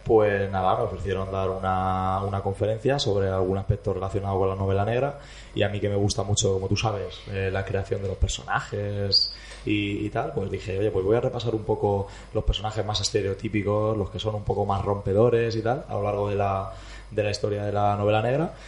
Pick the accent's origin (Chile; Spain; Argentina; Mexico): Spain; Almansa, Castilla-La Mancha; Yo es que vengo de Almansa